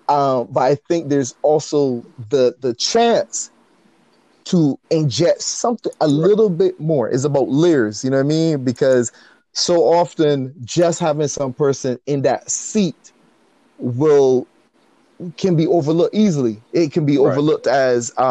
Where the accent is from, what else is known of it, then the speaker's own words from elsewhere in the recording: Barbados; moved away; growing up in Barbados